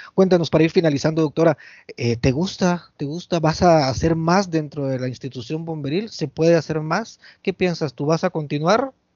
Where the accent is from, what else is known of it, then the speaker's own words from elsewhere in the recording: San Miguel Petapa, Guatemala Department, Guatemala; aquí en mi pueblo, en San Miguel Petapa